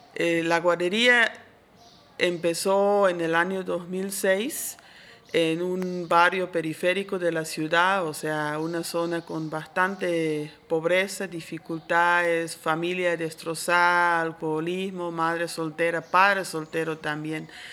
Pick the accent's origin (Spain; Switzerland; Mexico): Switzerland; moved away as an adult; now in Santa Cruz, Bolivia; Yo originalmente soy de Suiza, pero ya vivo aquí desde casi 30 años